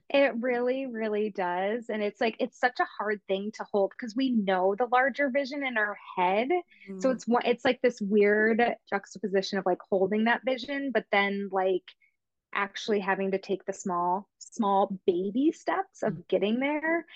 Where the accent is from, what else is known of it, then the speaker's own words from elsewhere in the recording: New York, United States; I'm from New York, obviously the other side of the state